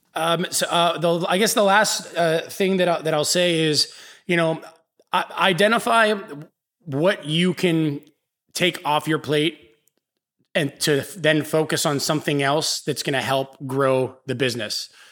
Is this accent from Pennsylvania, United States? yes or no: yes; Pittsburgh, Pennsylvania, United States; now in New Orleans, United States; I'm from Pittsburgh, Pennsylvania. I moved here